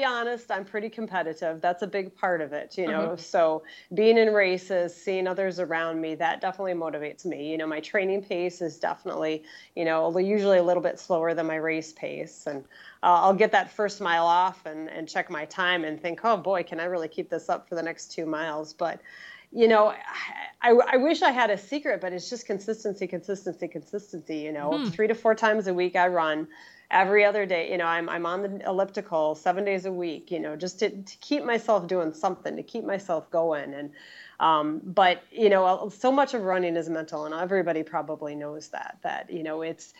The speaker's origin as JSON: {"language": "English", "town": "Wausau", "region": "Wisconsin", "country": "United States", "said": "I'm from Central Wisconsin, right smack dab in the middle, right around Wausau"}